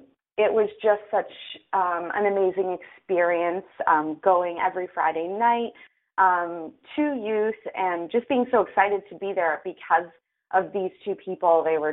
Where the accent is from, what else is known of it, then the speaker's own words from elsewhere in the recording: Mississauga, Ontario, Canada; I was born and raised in Mississauga, and my parents and I attended Heartland, a church connected, and I was about 15 years old in the youth group there at the time.